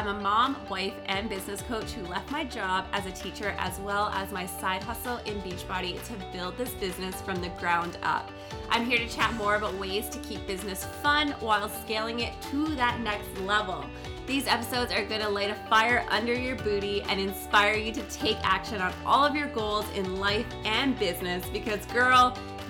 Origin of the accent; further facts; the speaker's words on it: Newfoundland and Labrador, Canada; moved away; I'm in my hometown in Newfoundland